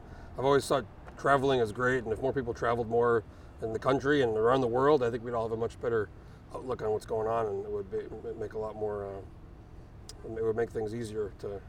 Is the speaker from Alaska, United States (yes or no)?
yes; Alaska, United States; And he goes, where are you from? And I go, I'm from Alaska.